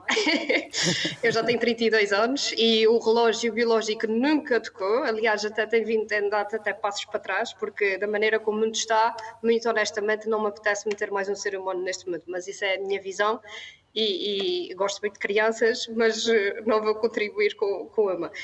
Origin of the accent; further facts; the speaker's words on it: São Miguel, Azores, Portugal; são Miguel, onde nasci e fui criada